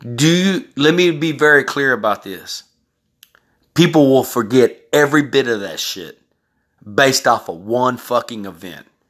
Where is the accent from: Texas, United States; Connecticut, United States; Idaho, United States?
Texas, United States; also born or lived in California; I was raised in Texas.